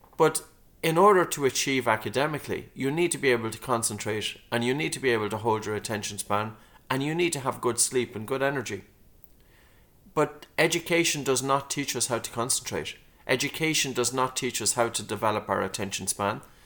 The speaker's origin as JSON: {"language": "English", "town": "Dunboyne", "region": "Leinster", "country": "Ireland", "tie": "born or raised there", "said": "I grew up in a town, Dunboyne, County Meath"}